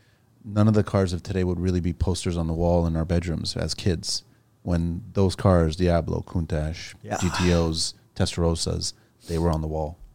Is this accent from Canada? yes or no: yes; Canada; No, I'm Canadian.